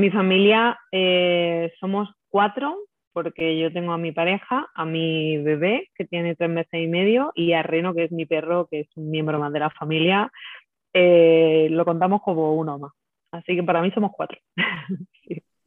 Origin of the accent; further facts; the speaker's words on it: Lucena, Andalusia, Spain; moved away as an adult; now in Madrid, Spain; pues yo soy de, Lucena, de un pueblo de Córdoba, eh, aunque ahora mismo vivo en Madrid, me vine a Madrid hace unos años